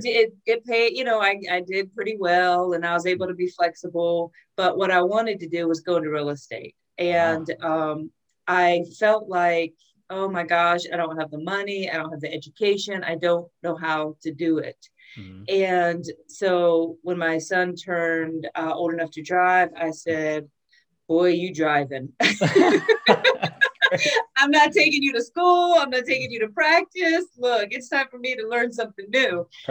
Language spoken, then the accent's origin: English; Ohio, United States; I'm originally from Ohio, farm country, Ohio